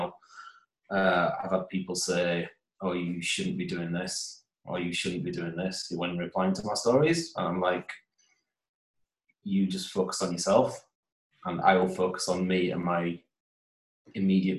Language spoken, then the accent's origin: English; Holmfirth, Yorkshire and the Humber, United Kingdom; born or raised there; moved away as an adult; also born or lived in Huddersfield; now in Newcastle, United Kingdom